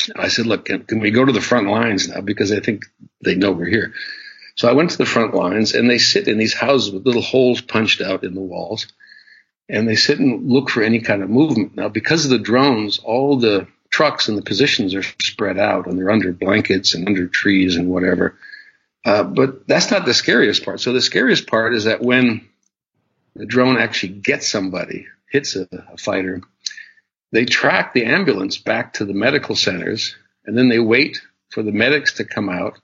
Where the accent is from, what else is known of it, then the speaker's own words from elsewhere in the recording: United States; being an American